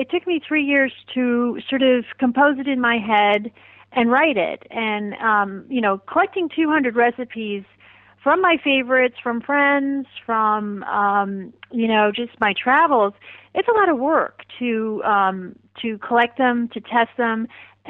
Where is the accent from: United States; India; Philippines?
India; born there; I was born in India, so I have a real love for Indian food